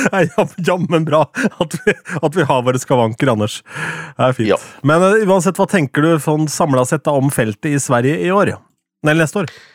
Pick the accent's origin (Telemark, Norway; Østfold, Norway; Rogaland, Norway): Østfold, Norway; Jeg er fra Østfold